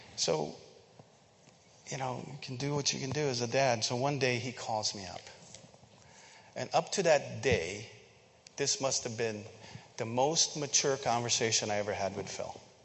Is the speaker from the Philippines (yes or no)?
yes; Philippines; moved away; I grew up in the Philippines